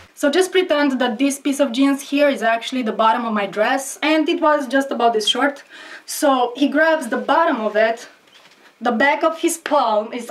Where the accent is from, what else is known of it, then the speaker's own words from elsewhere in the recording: Romania; I'm from Romania, I'm poor